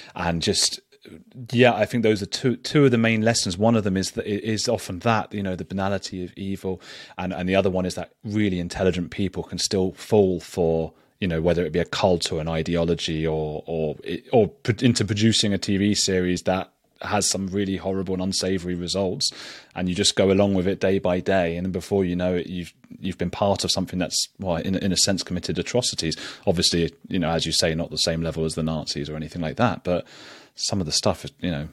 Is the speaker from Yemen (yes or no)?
no; England, United Kingdom; we're English